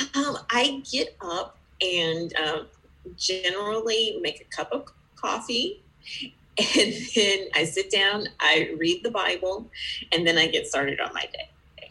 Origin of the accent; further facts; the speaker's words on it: Georgia, United States; I am from Georgia, uh, you know, the peach state in the United States